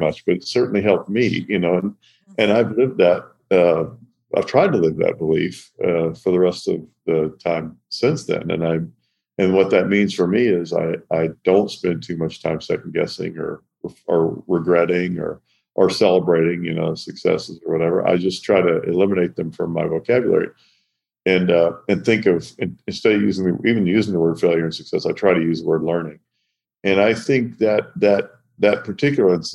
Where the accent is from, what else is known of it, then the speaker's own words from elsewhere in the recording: Owensboro, Kentucky, United States; I grew up in Owensboro, Kentucky.